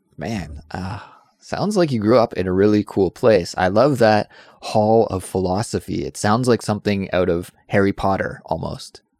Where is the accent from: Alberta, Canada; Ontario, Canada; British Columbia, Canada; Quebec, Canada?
British Columbia, Canada; Kelowna; moved away; I am from Canada originally, and I grew up in a town called Kelowna, B C.